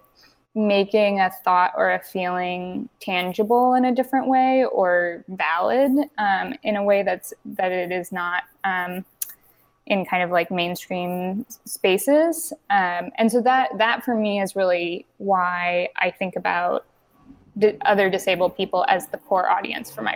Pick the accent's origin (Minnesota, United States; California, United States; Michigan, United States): California, United States; Berkeley; I grew up in Berkeley, California